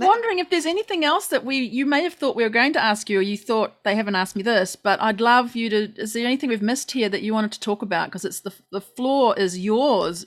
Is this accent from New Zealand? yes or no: yes; New Zealand